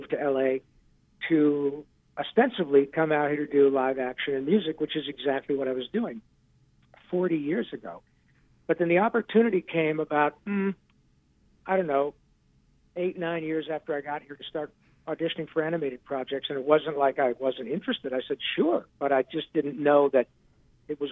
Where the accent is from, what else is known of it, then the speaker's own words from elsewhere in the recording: Michigan, United States; a kid growing up in Michigan